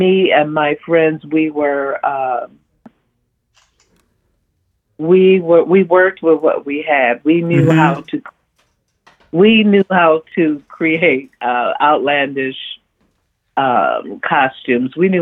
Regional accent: Detroit, Michigan, United States; Growing up in Detroit was different

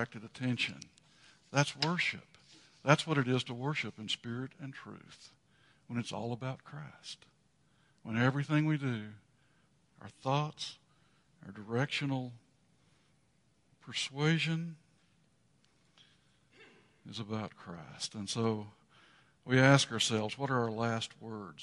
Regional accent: West Texas, United States; moved away; When I was still home in West Texas

